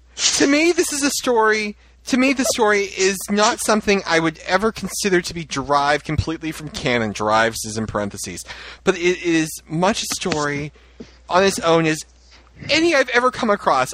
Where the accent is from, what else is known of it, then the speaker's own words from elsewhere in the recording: North Shore, Massachusetts, United States; I'm from the North Shore